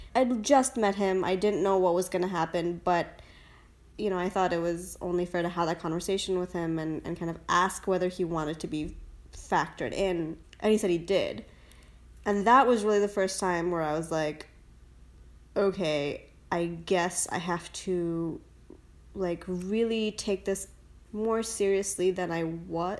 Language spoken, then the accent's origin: English; India; also born or lived in United States; now in San Francisco, United States; I was born in India.